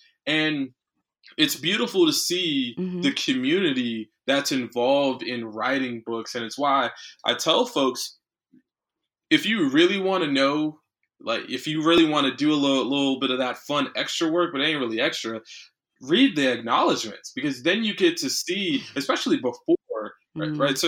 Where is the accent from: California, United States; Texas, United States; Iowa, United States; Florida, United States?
Florida, United States; Palm Beach County; I'm from Palm Beach County.